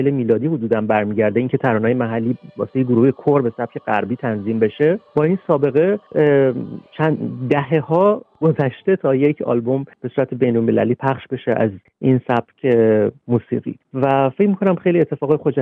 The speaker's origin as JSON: {"language": "Persian", "country": "Iran", "also_born_or_lived": "Tehran", "moved": "as an adult", "lives_now": "Netherlands", "said": "سال 2006 چون خب میخواستم توی فضای بازتری کارم ادامه بدم از ایران اومدم بیرون دعوت شدم به هلند"}